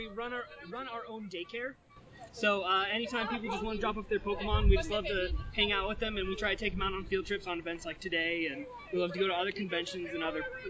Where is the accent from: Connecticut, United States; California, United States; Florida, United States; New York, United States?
California, United States; Big Bear; now in Orange County, United States; we're actually from Big Bear. We grew up together, … and myself and a couple of our friends. We've moved down to Orange County together